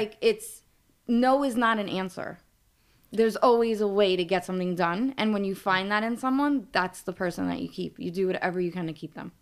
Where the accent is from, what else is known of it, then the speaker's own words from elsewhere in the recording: New York City, New York, United States; accent: New York; I am from New York. I grew, born and raised in Brooklyn